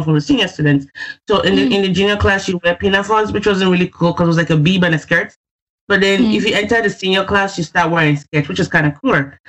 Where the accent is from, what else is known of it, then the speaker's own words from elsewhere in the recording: Nigeria; also born or lived in Lagos / Oyo; now in Oklahoma, United States; I grew up in Nigeria. I shuttled between Lagos and Oyo